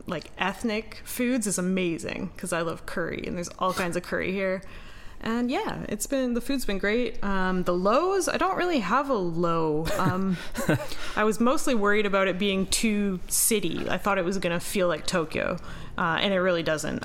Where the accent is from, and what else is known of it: Canada; now in Japan